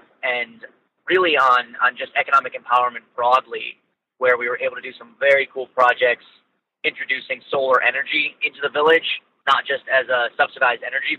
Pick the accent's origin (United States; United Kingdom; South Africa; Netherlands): United States; Ohio; also born or lived in Suriname; I'm from Ohio here in the U.S.